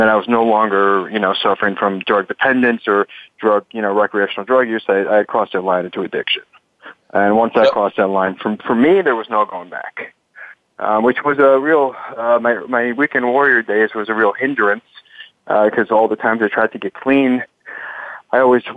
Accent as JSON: {"language": "English", "town": "Chicago", "region": "Illinois", "country": "United States", "said": "from Chicago, Skokie, and also West Rogers Park"}